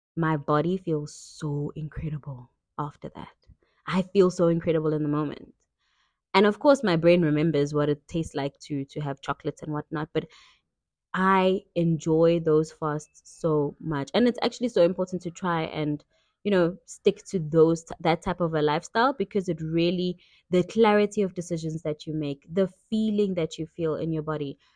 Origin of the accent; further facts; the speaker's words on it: KwaZulu-Natal, South Africa; I grew up in KwaZulu-Natal, South Africa